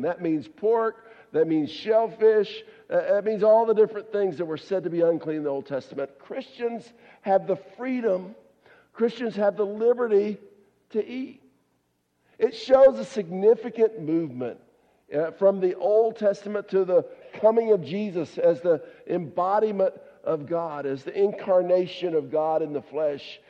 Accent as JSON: {"language": "English", "region": "the South", "country": "United States", "tie": "born or raised there", "said": "I grew up down in the South"}